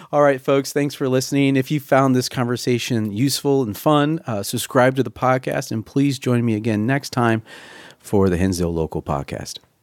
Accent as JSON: {"language": "English", "region": "Ohio", "country": "United States", "also_born_or_lived": "Woodridge", "moved": "yes", "lives_now": "Chicagoland, United States", "said": "I'm a transplant from Ohio"}